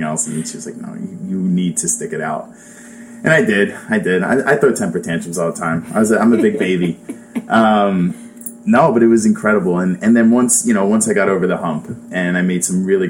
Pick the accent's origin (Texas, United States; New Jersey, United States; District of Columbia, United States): New Jersey, United States; Williamstown; moved away as an adult; now in New York City, United States; I grew up in South Jersey, like a town called Williamstown, right outside of Philadelphia, up until I was 18.